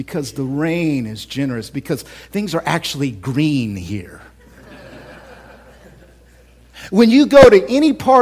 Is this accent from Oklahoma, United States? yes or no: yes; Oklahoma City, Oklahoma, United States; now in Central Illinois, United States; I grew up, born and raised in Oklahoma City, born and raised there.